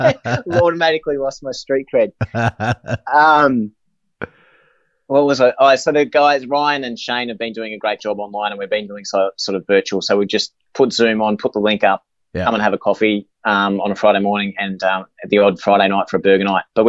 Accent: Inverell, New South Wales, Australia; born there; Yeah, I was born in Inverell.

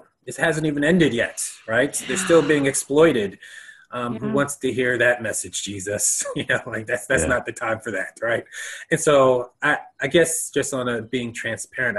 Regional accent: United States; as a American

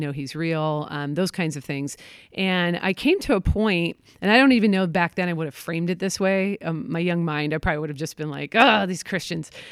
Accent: Portland, Oregon, United States; moved away; I'm from Portland, Oregon

